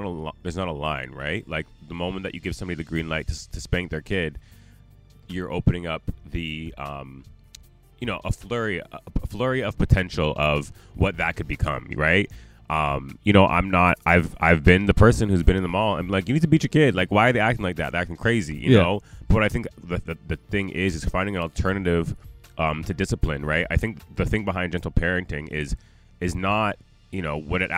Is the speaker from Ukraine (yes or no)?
no; Jamaica; I'm still Jamaican